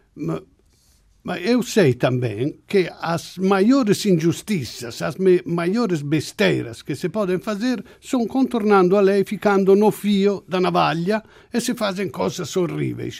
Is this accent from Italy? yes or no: yes; Italy; Portuguese is a second language; now in Portugal; eu venho da Itália